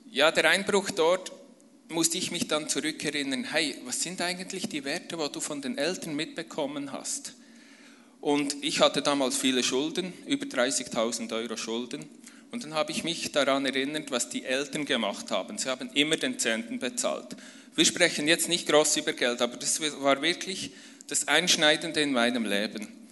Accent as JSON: {"language": "German", "region": "near Bern", "country": "Switzerland", "tie": "born or raised there", "said": "komme ich aus der Schweiz. Ich bin in der Nähe von Bern aufgewachsen, auf einem äh, Bauernhof mit fünf Geschwistern"}